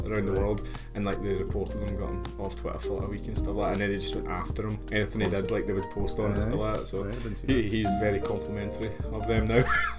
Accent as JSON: {"language": "English", "region": "Scotland", "country": "United Kingdom", "said": "It's that anti-Scottish bias. You know we hate being called haggis heads."}